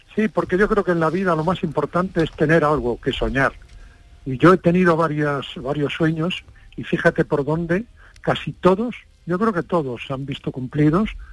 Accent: Padrón, Galicia, Spain; moved away; a los tres días de nacer me llevaron a Padrón, o sea que soy básicamente de Padrón

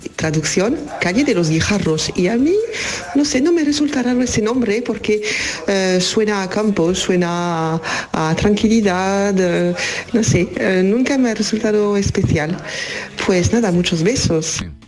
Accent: France; soy de Francia. Pues en eh, la calle donde vivo yo, en mi pueblo de Francia

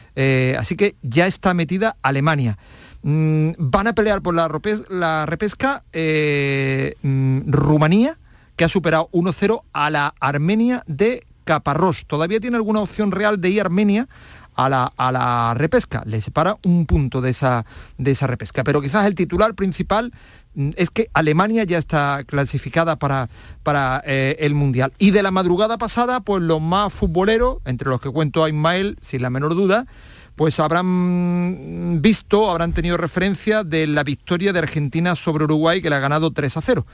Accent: Alhaurín, Andalusia, Spain; el equipo de mi pueblo

